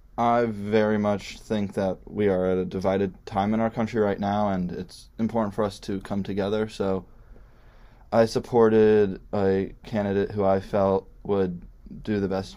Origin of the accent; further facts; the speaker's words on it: Chicago, Illinois, United States; I'm from Chicago, Illinois.